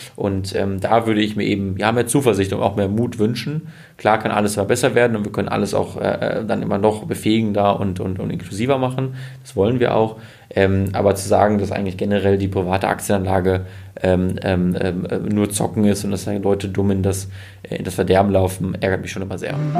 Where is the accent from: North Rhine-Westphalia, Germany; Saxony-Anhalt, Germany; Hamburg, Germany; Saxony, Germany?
North Rhine-Westphalia, Germany; Münsterland; ich komme aus dem Münsterland